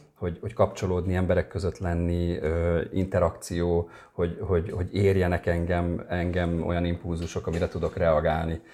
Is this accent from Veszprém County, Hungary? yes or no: no; Érd, Pest, Hungary; also born or lived in a small village in rural Hungary; én vidéken nőttem fel uh-huh. egy mhm. kis faluban, és csak 8 éves koromtól érden.